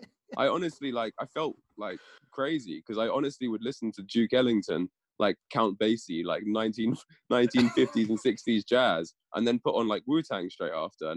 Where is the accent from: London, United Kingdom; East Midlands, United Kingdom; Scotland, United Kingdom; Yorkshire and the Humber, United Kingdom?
London, United Kingdom; I grew up in London, right in the city, so in a big melting pot of tons of different styles and people and genres and culture and everything was all kind of there.